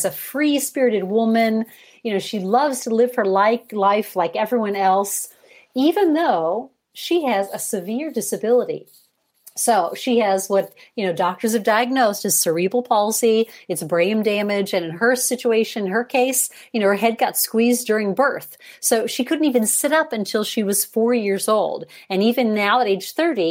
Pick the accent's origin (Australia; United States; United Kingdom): United States; Chicago, Illinois; now in Europe; I am American born. I was born in Chicago, but I've lived here in Europe for 30 years